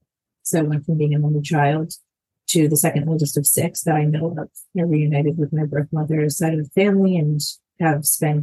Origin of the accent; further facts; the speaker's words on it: Long Island, New York, United States; also born or lived in Bogota, Colombia; I was born in Colombia, in Bogota, Colombia. And I grew up on Long Island in New York. I was adopted by two white parents, Italian-American, and I grew up in a neighborhood with not much diversity at all.